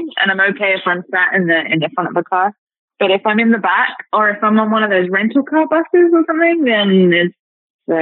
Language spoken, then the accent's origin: English; United Kingdom; also born or lived in America; now in United States; I'm British. I live in America.